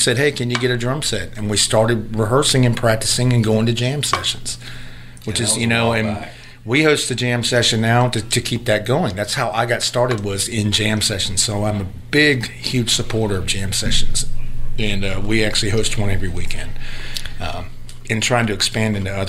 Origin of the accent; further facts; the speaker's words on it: area 30 miles northwest of Port St. Joe, Florida, United States; also born or lived in Port St. Joe, Florida; I'm originally born in Port St. Joe, which is 30 miles right southeast of here, but grew up my entire life here